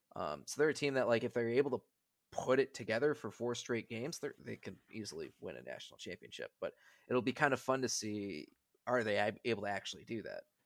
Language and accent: English; Milwaukee, Wisconsin, United States; moved away; I'm from Milwaukee